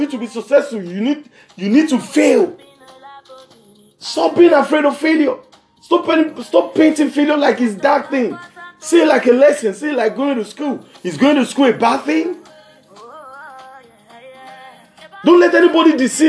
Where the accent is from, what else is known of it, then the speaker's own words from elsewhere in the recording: Lagos, Nigeria; from Lagos, Southwest Region, Nigeria, West Side.